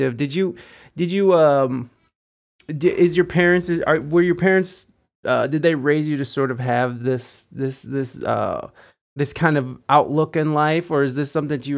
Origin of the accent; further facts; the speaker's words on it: Toledo, Ohio, United States; also born or lived in Southern California; I'm from Ohio, Toledo, Ohio. There's not a whole lot of culture here